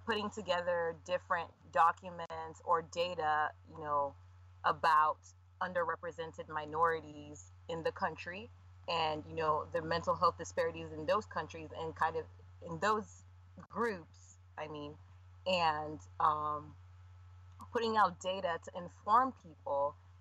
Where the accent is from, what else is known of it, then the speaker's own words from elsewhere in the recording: Nigeria; I'm Nigerian